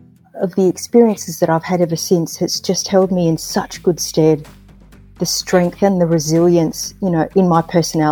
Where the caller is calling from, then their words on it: Hawthorn, Victoria, Australia; I am dialing in from the land of the Wurundjeri people of the Kulin Nation, better known as Hawthorne in Victoria.